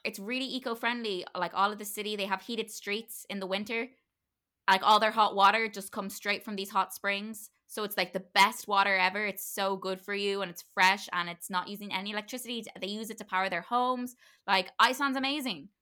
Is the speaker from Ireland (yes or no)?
yes; Ireland; we're Irish